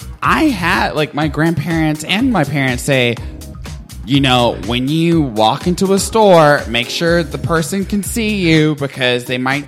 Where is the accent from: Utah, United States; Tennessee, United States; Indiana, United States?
Tennessee, United States; Nashville; I was raised in Nashville and I will say that I didn't really experience much racism.